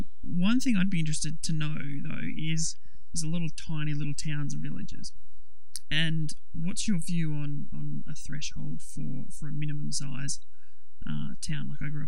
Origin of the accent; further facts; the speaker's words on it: Temora, New South Wales, Australia; I'm actually from Tamora, a couple of towns over from you